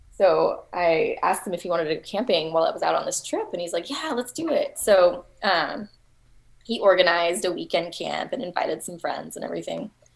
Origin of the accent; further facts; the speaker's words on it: Texas, United States; I'm from Texas, and everything is flat